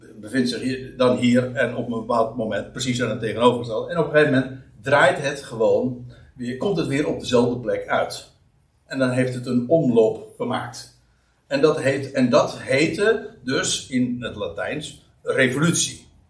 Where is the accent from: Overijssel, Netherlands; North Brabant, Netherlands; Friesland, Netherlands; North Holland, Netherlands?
North Holland, Netherlands; Aalsmeer; Ik kom uit Aalsmeer en dat ligt vlakbij Uithoorn